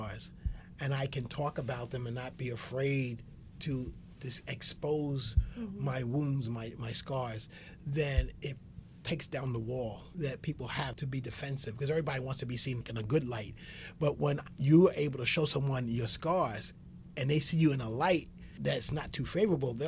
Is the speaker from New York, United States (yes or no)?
yes; New York City, New York, United States; being raised as an African-American male in the South Bronx